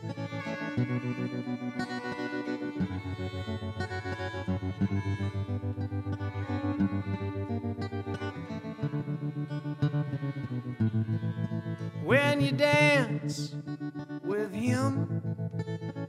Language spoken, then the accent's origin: English; Swope, Virginia, United States; moved away as an adult; now in Virginia, United States; I grew up in the Shenandoah Valley in a little town called Swope